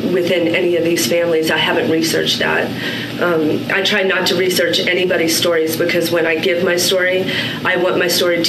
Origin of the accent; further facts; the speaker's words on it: United States; also born or lived in Washington, D.C. / Southern Maryland; I grew up in Washington, D.C., my first 9 years. And then my second 9 years after, that's when my father retired from the shadow government. And he moved us down to Southern Maryland.